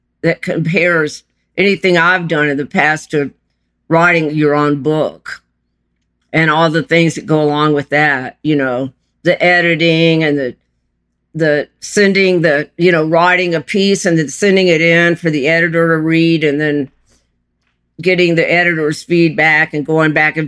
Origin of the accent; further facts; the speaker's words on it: Lake Charles, Louisiana, United States; moved away; also born or lived in Chile; I was born in Lake Charles, Louisiana